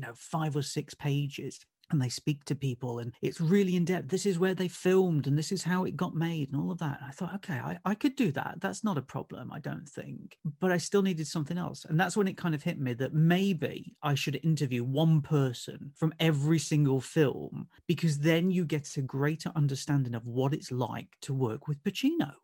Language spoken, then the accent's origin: English; Nottingham, East Midlands, United Kingdom; moved away as an adult; now in Essex, United Kingdom; I'm originally from Nottingham and moved down to Essex, uh, just, uh, just after two thousand